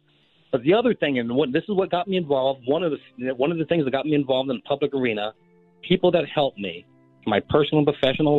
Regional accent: New York City, New York, United States; also born or lived in Fort Campbell, Kentucky; now in Minnesota, United States; My dad came back from Vietnam, and we moved from Fort Campbell, Kentucky, home of the 101st Airborne, to Harlem, New York, in late 1960, 69 at time frame.

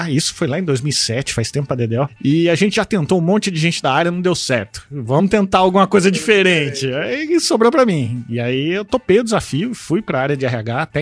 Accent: Cuiabá, Mato Grosso, Brazil; also born or lived in Bebedouro, São Paulo; Eu sou natural do interior de São Paulo, nasci na região ali de São José do Rio Preto. Nasci em Bebedouro, mas não conheço, né? é, mas vim criança para Cuiabá

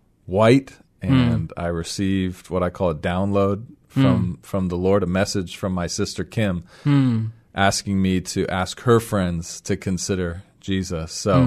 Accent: Seattle, Washington, United States; Yeah, well, I grew up in the Seattle area and went to University of Washington. And left for 7 years before coming back to start Sideris Church 7 years ago, actually.

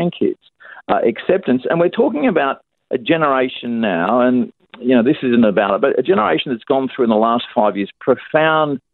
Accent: Australia

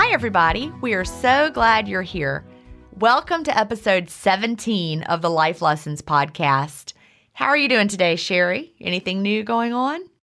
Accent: Virginia, United States; I grew up in the seventies in Virginia. We lived in the mountains of Virginia, near the Blue Ridge Parkway

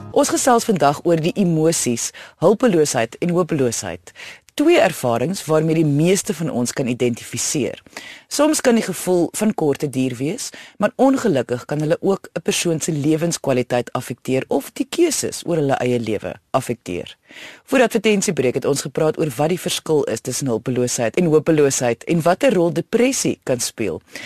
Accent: South Africa; ons baie keer as Suid-Afrikaners

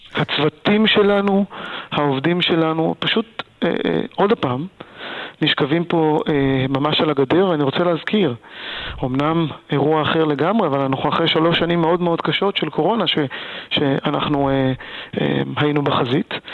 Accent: Talmei Eliyahu, Southern District, Israel; moved away; אני עצמי נולדתי ב, בעוטף עזה

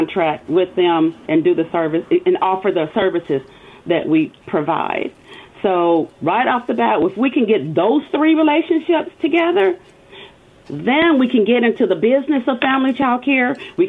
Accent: Louisiana, United States; also born or lived in Kentucky; now in California, United States; So I am originally from Louisiana. I am a military brat. So I have traveled to different countries, different states. And the last state before I came to California was Kentucky.

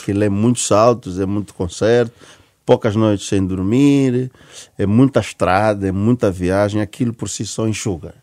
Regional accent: Benguela, Angola; moved away as an adult; now in Portugal; a minha terra tem Baía Azul

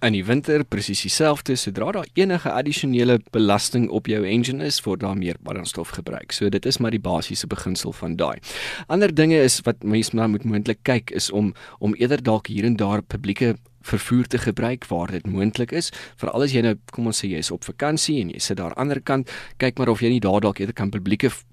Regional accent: South Africa; ons as Suid-Afrikaners

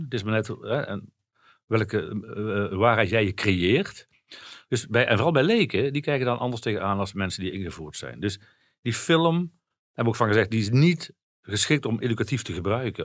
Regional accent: Netherlands; als Nederlanders

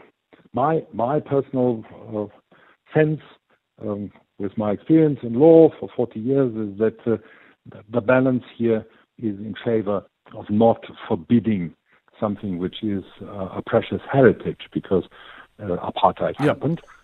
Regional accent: Germany; accent: German; now in South Africa; the listeners will hear from my accent, I was born in Germany. I'm a German

